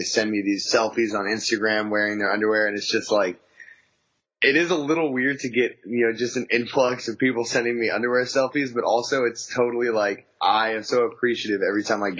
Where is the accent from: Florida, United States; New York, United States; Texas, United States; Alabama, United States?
Texas, United States; West; I was born and raised in West Texas in the country